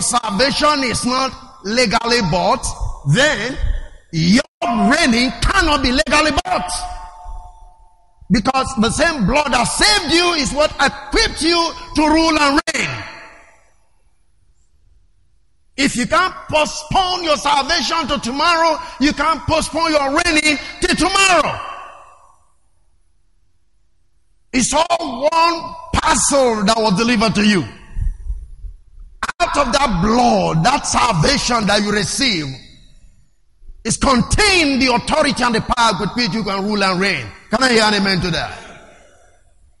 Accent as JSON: {"language": "English", "country": "Nigeria", "second_language": "English", "said": "I am a Nigerian"}